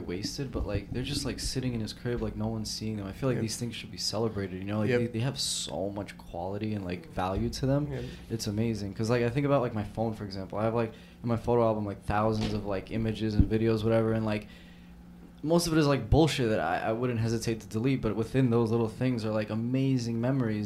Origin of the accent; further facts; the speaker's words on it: New York City, New York, United States; growing up in South Brooklyn